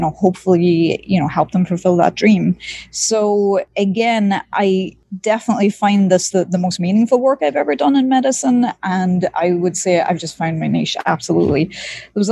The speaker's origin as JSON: {"language": "English", "region": "East Coast", "country": "Ireland", "tie": "born or raised there", "moved": "yes", "lives_now": "Miami, United States", "said": "I was born and raised in Ireland, in rural Ireland. I grew up near the seaside on the East Coast"}